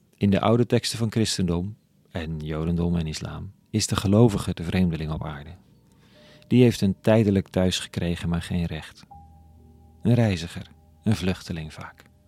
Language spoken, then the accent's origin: Dutch; Amsterdam, North Holland, Netherlands